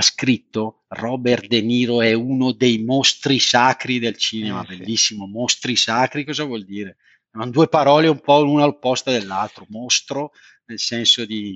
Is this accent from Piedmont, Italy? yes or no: no; Montella, Campania, Italy; moved away; nella mia terra natia a Montella in provincia di Avellino